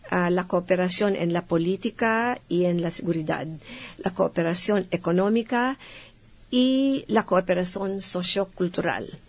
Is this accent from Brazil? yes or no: no; Philippines; now in Buenos Aires, Argentina